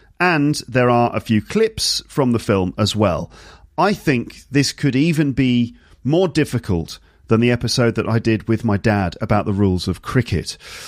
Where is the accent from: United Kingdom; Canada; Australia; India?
United Kingdom; It's your duty as a British person teaching people your language and culture